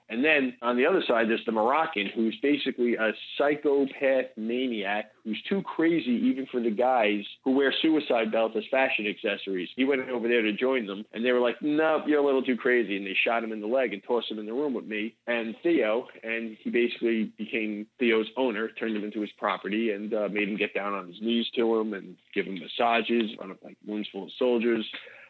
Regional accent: United States; And it's like, yes, I am the American, hopefully the good guy.

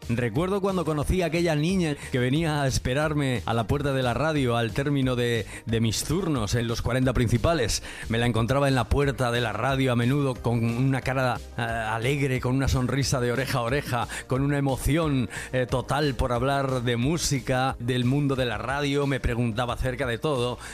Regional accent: Requena, Valencian Community, Spain; la emisora de mi pueblo, Requena, donde yo también me inicié en la radio

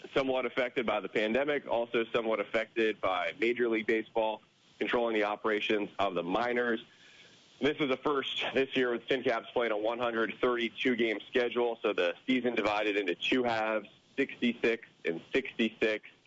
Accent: New Jersey, United States; moved away; I grew up in New Jersey

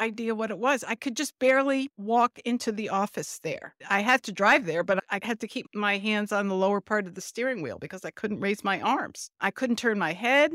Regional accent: New Jersey, United States; I am from South Jersey

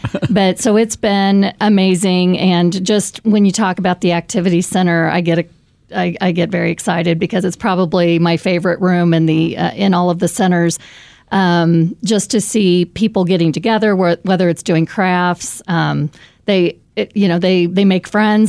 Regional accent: Raymore, Missouri, United States; also born or lived in Saint Louis, Missouri; I moved back to Kansas City because this is my hometown. I grew up in Raymore, Missouri

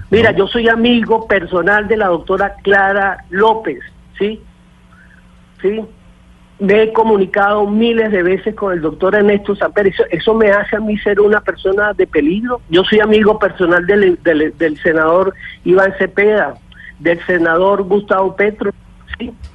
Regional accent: Venezuela; El único venezolano que regresó a tierras colombianas, a la ciudad de Bogotá, a ponerse a la orden de la Fiscalía General fue este señor que le está hablando

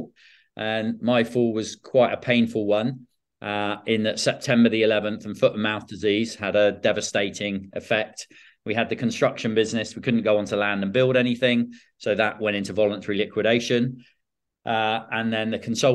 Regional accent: Bournemouth, South West England, United Kingdom; also born or lived in South Africa; Born and raised in Bournemouth

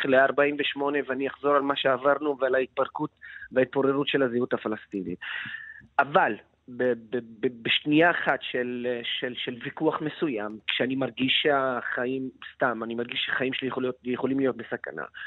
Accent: Lod, Central District, Israel

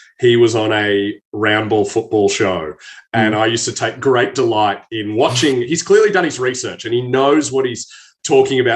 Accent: Australia; moved away as an adult; also born or lived in London; being an Australian with Scottish and Irish heritage.

